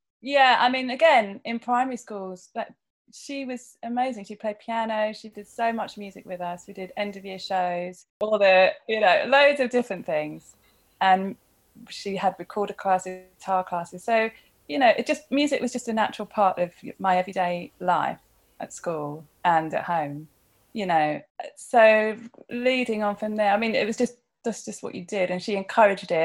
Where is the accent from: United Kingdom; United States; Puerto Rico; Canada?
United Kingdom; Chichester, South East England; We grew up in Chichester in West Sussex